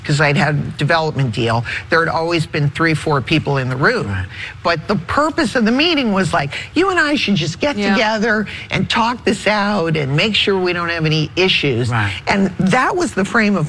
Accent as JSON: {"language": "English", "region": "New England", "country": "United States", "said": "I'm from New England."}